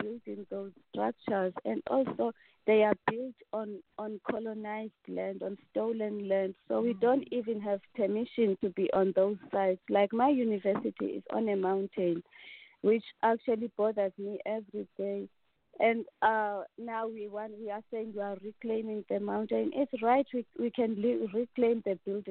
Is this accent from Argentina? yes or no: no; King William's Town, Eastern Cape, South Africa; I come from the Eastern Cape, the eastern part of South Africa